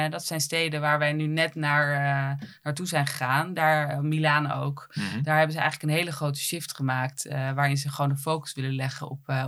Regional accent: Netherlands; Eh, het feit dat wij uit Nederland komen, dat, dat, dat is heel belangrijk voor, voor, voor, voor consumenten.

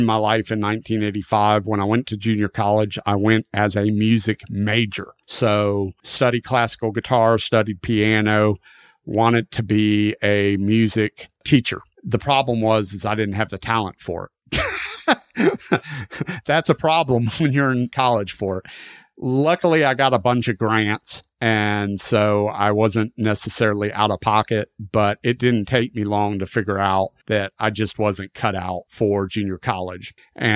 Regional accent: Florida, United States; I am still in my hometown in Florida

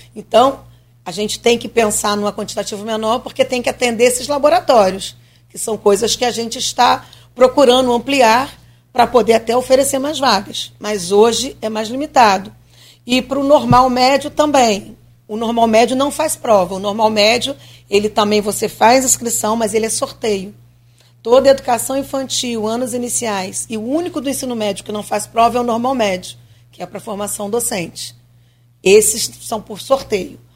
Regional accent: Rio de Janeiro, Brazil; moved away as an adult; now in Campos dos Goytacazes, Brazil; eu sou do Rio, então eu vou algumas vezes ao Rio

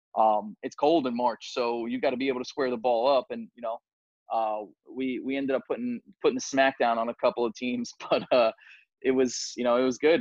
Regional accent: New York City, New York, United States; I'm very proud, proudly, you know, from Staten Island. Um, you know, proudly say that that's my hometown

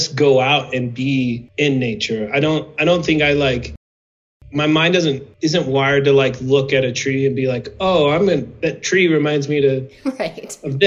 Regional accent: Midwest, United States; moved away as an adult; also born or lived in Nebraska; now in Prescott, United States; I grew up in the Midwest

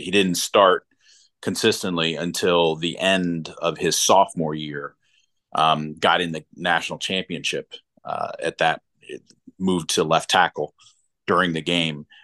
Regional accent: Silver Spring, Maryland, United States; moved away as an adult; growing up in Silver Spring for the most part

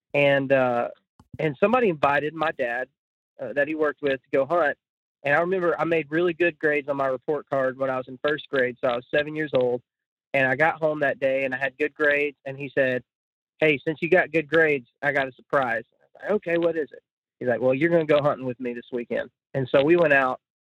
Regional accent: Midland-Odessa area, West Texas, United States; I grew up in West Texas, which is uh, in Midland, Odessa area

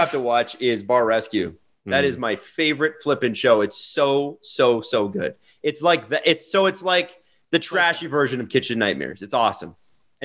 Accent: Toronto, Ontario, Canada; I'm from the East in Toronto.

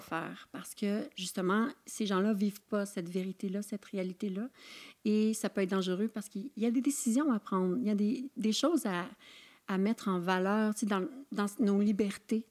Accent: Saint-Siméon, Quebec, Canada; moi, je viens d'une petite région dans Charlevoix

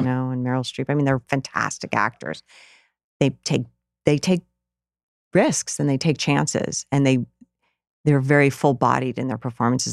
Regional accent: Rutland, Vermont, United States; the downtown area where I grew up in Rutland, Vermont.

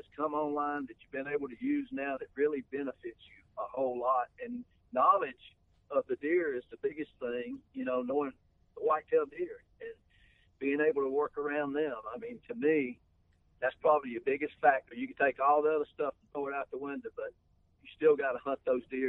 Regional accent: the South, United States; now in Iowa, United States; growing up in the South

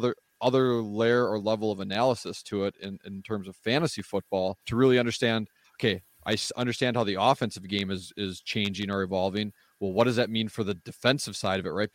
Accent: Wisconsin, United States; I'm born and raised in Wisconsin

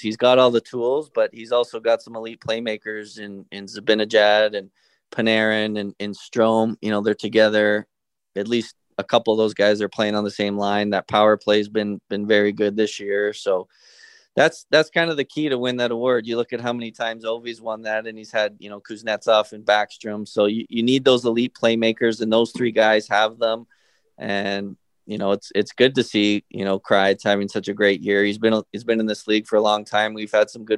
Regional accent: Canada; moved away as an adult; now in Tampa, United States; I'm Canadian

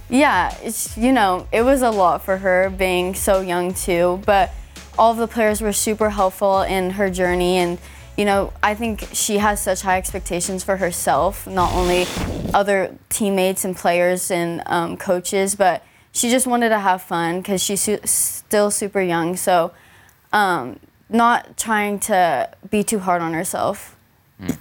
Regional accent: Los Angeles, California, United States; being in my hometown

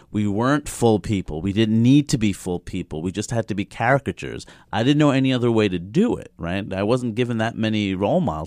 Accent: New York City, New York, United States; I grew up in Queens, New York

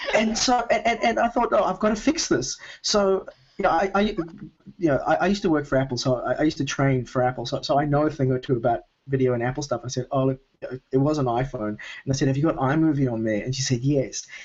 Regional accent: Melbourne, Victoria, Australia; Melbourne, uh, where I normally live

